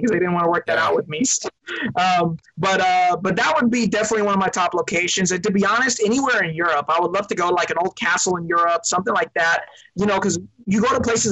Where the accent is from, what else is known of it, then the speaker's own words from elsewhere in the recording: Long Beach, California, United States; I was born in Long Beach, California.